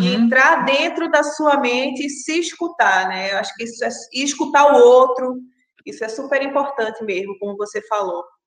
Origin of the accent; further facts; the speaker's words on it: Pernambuco, Brazil; moved away as an adult; now in Rio de Janeiro, Brazil; eu sou pernambucana, moro no Rio há 10 anos.